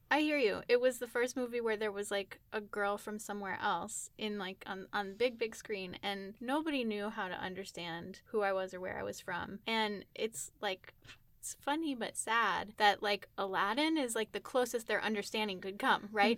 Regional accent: United States; I grew up here in the United States

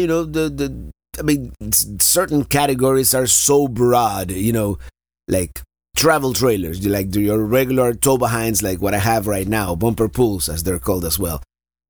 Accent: Florida, United States; Florida is my home state

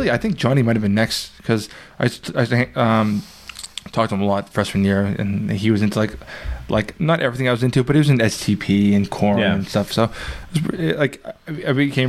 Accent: Centerville, United States; also born or lived in Belvedere; I was from Centerville

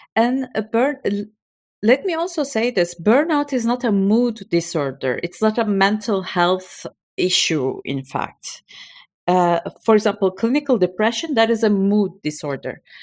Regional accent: Turkey; moved away as an adult; now in Belgium; I'm from Turkey. My parents, all of my family, they're, um, back in Istanbul, and I alone migrated to Belgium

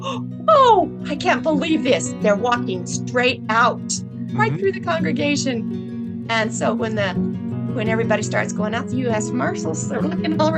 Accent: Central, Arizona, United States; also born or lived in Tempe, Arizona / Fredonia, Arizona; I'm born and raised in the Gila Valley, which is in the southeast corner of Arizona

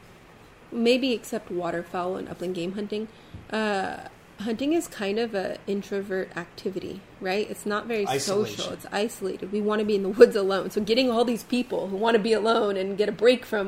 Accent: San Diego, California, United States; growing up in San Diego, on the coast, mind you, 2 miles from the beach

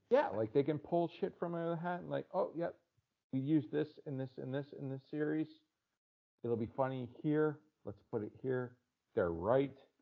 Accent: Canada; I'm Canadian

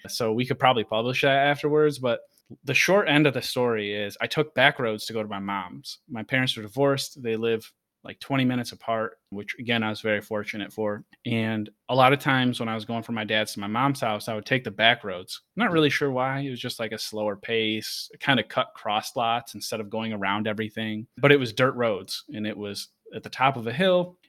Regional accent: Rochester, Buffalo area of upstate New York, United States; now in San Diego, United States; where I grew up in New York

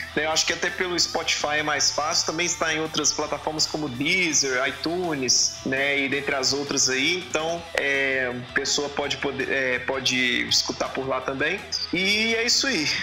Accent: Belo Horizonte, Minas Gerais, Brazil; eu sou de Minas, eu sou de Belo Horizonte, só que eu não sou de Varginha.

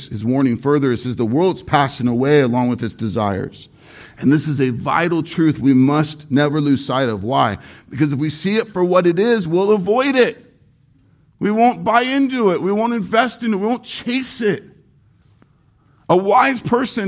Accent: Irvine, California, United States; I grew up in Irvine, very, very expensive, high-end city. Named the safest city in America many years.

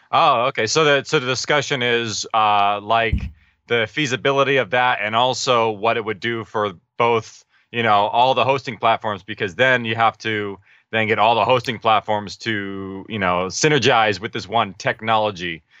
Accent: Orange County, California, United States; we're actually from Orange County area.

